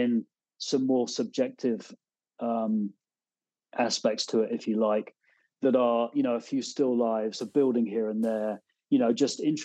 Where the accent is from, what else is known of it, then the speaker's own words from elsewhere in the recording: Devon, South West England, United Kingdom; moved away as an adult; also born or lived in Exeter / London / Ghent, New York; now in upstate New York, United States; I'm from Devon originally, and I didn't grow up on a farm, but we certainly were surrounded by them